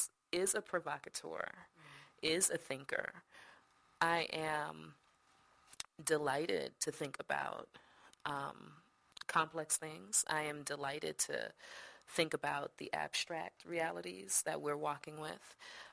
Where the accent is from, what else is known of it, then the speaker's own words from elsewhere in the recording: Jamaica; born there; No. Jamie was born in the States. My brother's born in the States. I was born in Jamaica.